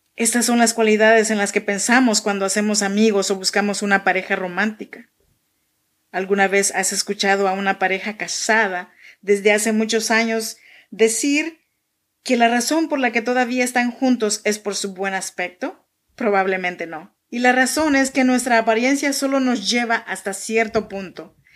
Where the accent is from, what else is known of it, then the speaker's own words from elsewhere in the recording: Chinantla region, Oaxaca, Mexico; now in Sacramento, United States; Yo soy mexicana, oaxaqueña, de la región chinanteca